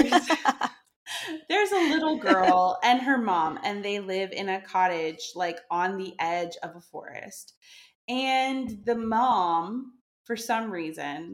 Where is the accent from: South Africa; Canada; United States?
Canada; moved away as an adult; now in France; I'm from Canada, but I moved to France, like, I think 7 or 8 years ago